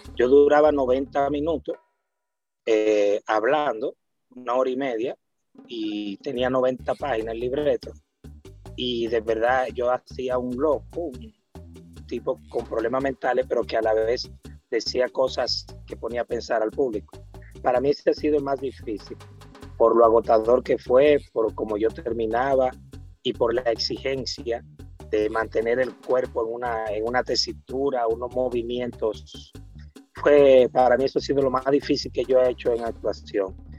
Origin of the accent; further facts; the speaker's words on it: Santo Domingo, Distrito Nacional, Dominican Republic; soy villajuanero